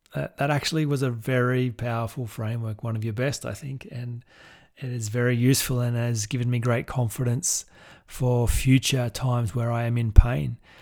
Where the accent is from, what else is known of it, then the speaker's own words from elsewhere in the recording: Goulburn, New South Wales, Australia; my hometown in Goulburn